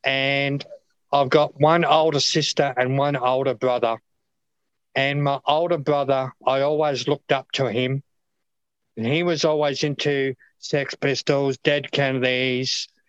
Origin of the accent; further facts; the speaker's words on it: Brisbane, Queensland, Australia; also born or lived in Adelaide, South Australia; So I was born in Adelaide, South Australia, which is way down south. When I was a wee lad, but then I moved to Brisbane.